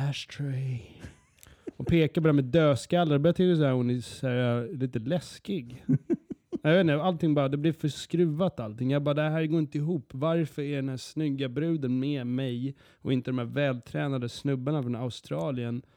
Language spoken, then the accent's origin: Swedish; Sweden; also born or lived in United Kingdom (ancestry) / Skåne; Jag är från Sverige